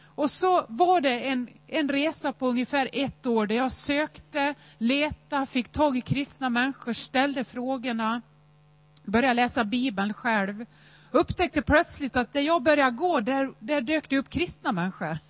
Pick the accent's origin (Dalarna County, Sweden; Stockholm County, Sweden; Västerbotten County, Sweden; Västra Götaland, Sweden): Dalarna County, Sweden; Nås; Jag är uppväxt i Nås i Västerdalarna